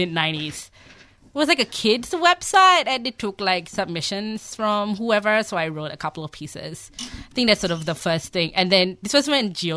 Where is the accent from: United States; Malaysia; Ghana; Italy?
Malaysia; moved away as an adult; also born or lived in Australia; now in Melbourne, Australia; I grew up in Malaysia. I was born and raised there as a child of Bangladeshi immigrants.